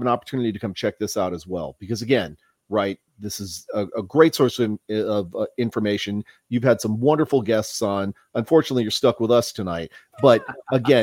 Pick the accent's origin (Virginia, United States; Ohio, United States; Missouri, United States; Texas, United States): Texas, United States; San Antonio; also born or lived in Milwaukee, Wisconsin; I was born in Milwaukee, grew up down here in San Antonio